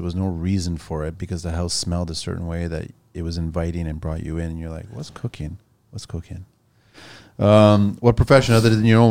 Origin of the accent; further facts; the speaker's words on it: Canada; No, I'm Canadian.